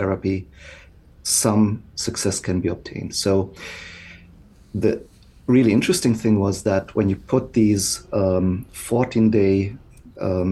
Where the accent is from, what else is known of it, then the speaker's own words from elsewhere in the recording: Alemannic region of Germany, Baden-Württemberg, Germany; moved away as an adult; also born or lived in Basel, Switzerland / Freiburg, Germany; now in Oregon, United States; I grew up in the Alemannic region of Germany, the very far southwest.